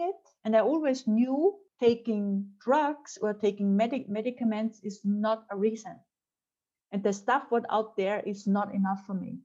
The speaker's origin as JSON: {"language": "English", "country": "Austria", "tie": "born or raised there", "also_born_or_lived": "France", "second_language": "English", "moved": "as an adult", "said": "I'm from Austria and I'm a woman"}